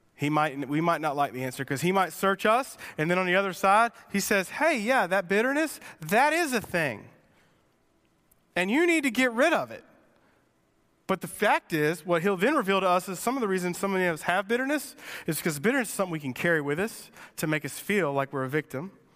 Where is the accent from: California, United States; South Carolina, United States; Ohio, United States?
South Carolina, United States; Sumter; I grew up in Sumter, and I grew up driving an eighty-nine Mustang